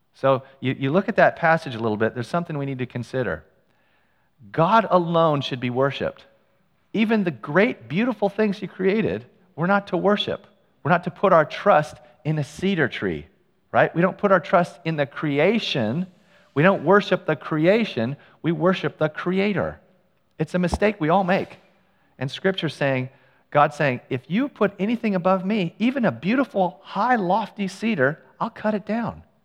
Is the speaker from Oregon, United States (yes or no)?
no; Ukiah, California, United States; I grew up in Ukiah. It's a town a couple hours north of San Francisco